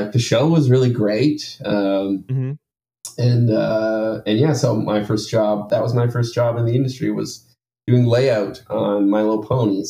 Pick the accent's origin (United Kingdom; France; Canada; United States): Canada; Maple Ridge, British Columbia; also born or lived in Ontario; now in Vancouver, Canada; I grew mm-hmm. up kind of in a town maybe an hour away, called Maple Ridge. So I grew up there